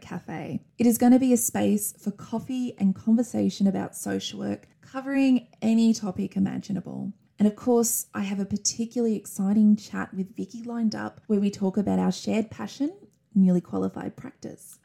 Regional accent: Wagga Wagga, New South Wales, Australia; an Australian social work educator. It is such a pleasure to be joining you for this special episode from my hometown of Wagga Wagga

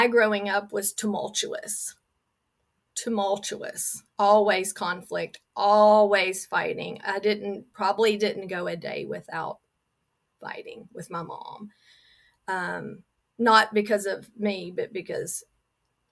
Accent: near Houston, Texas, United States; I was born near Houston

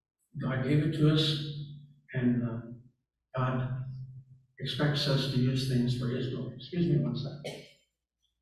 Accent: the South, United States; I'm from the South

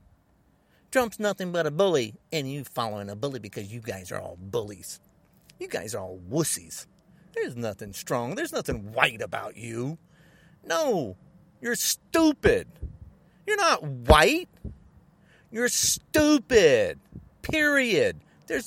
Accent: United States; I'm not the only man that lives in the United States. I'm an American.

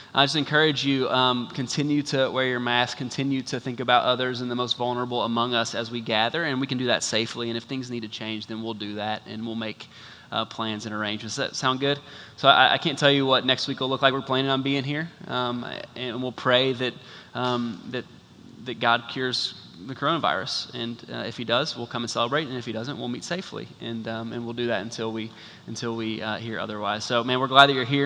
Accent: United States; naive American tourists

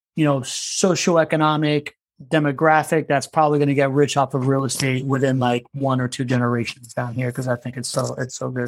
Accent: Miami, Florida, United States; moved away as an adult; also born or lived in South America / California; now in Jacksonville, United States; I was born in South America. I grew up in Miami

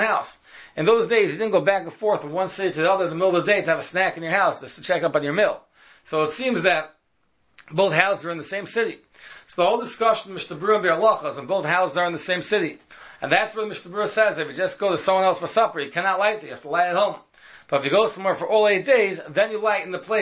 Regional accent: New York City, New York, United States; When I was a child, I grew up in Washington Heights

